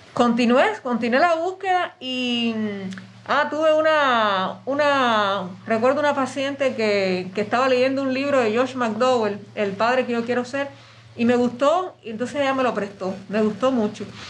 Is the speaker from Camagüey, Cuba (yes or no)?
yes; Camagüey, Cuba; moved away as an adult; now in Havana, Cuba; yo soy de Camagüey, entonces yo vine acá a La Habana